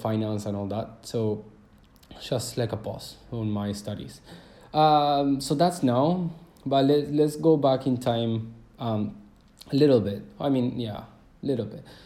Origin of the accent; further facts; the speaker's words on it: Córdoba, Argentina; I was born in Cordoba, is a city of Argentina, where I'm from right now. So I was born there.